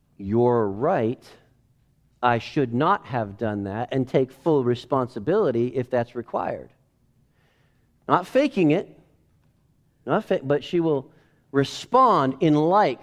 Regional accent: United States; I'm an American.

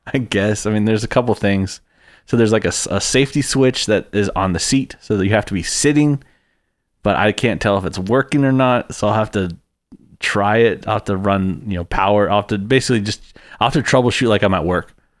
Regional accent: Texas, United States; I'm from Texas

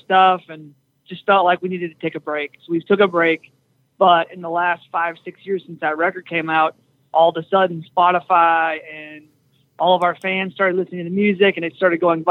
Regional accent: small town outside of Minneapolis, Minnesota, United States; I'm not from Minneapolis, but I'm from around that area, just outside, small town outside of Minneapolis. But started a band in high school

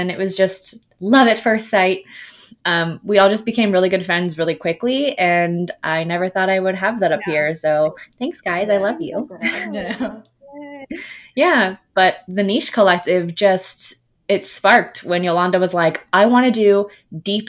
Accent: Fort Lauderdale, Florida, United States; also born or lived in Boca Raton, Florida; I'm from Fort Lauderdale originally and then we moved to Boca Raton when I was in middle school

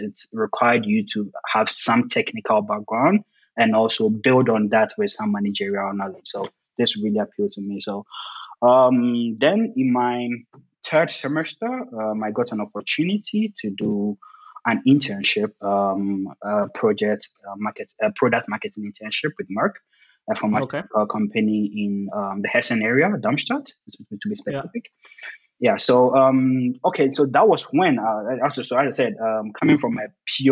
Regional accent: Ghana; moved away as an adult; now in Germany; I'm originally from Ghana.

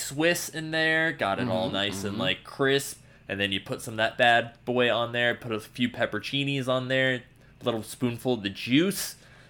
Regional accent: Arizona, United States; I'm from Arizona.

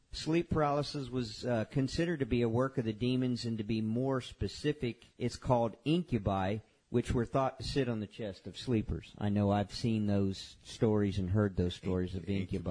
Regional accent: Homestead, Florida, United States; I grew up in Homestead

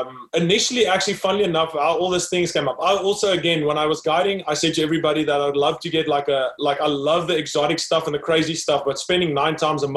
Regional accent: South Africa; born and raised in South Africa, grew up there, studied there

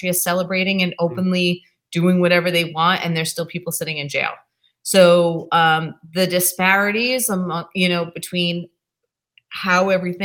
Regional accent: New York, United States; now in Massachusetts, United States; I'm originally from New York

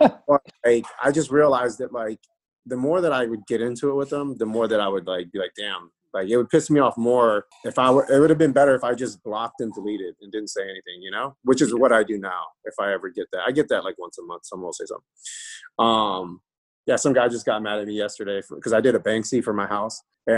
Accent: Tampa, Florida, United States; also born or lived in Valdosta, Georgia; So I mean, when people ask me like, where are you from? I always say Tampa, you know?

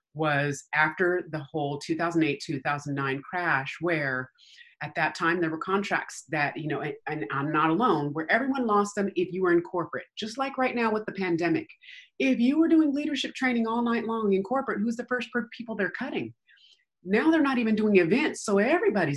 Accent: Denver, Colorado, United States; moved away as an adult; also born or lived in Aurora, Colorado / Littleton, Colorado; now in California, United States; I am from Denver, Colorado. And so we lived in Aurora. We lived in Littleton when I was a kid.

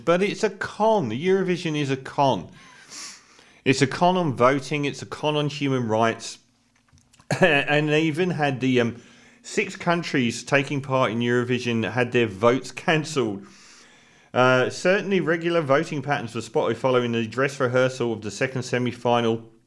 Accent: United Kingdom; speaking as a Brit here

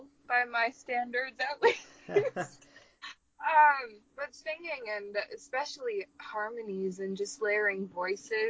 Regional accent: Brainerd, Minnesota, United States; my hometown, Brainerd, Minnesota

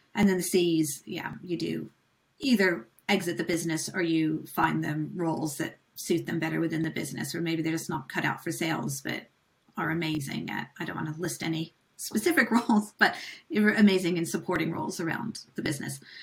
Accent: United States; moved away; being American, like I was over here when he was president.

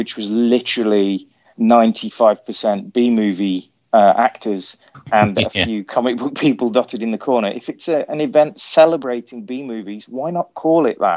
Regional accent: Coventry, West Midlands, United Kingdom; I grew up in and around Coventry.

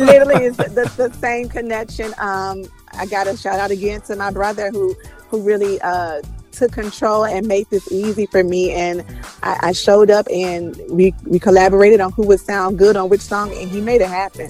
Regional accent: Chicago, Illinois, United States; I am born and raised in Chicago. I'm a pastor's kid

